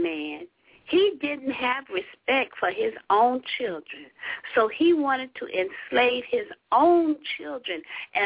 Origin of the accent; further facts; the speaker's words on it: LaGrange, Georgia, United States; moved away; also born or lived in the North (US); I grew up in LaGrange, Georgia